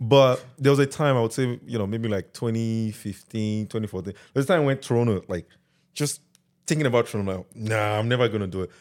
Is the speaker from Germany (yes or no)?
no; Delta, Nigeria; also born or lived in Lagos, Nigeria; now in Canada; I was born and raised in Delta